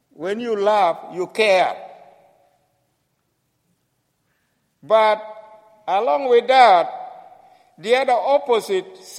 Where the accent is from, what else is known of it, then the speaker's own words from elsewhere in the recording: South Sudan; I come from the country which has been separated from the Sudan, which is now called South Sudan.